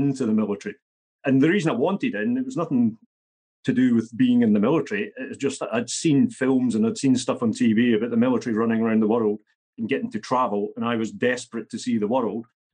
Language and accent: English; central belt of Scotland, United Kingdom; I grew up not where I am in Scotland at the moment, a working class central belt of Scotland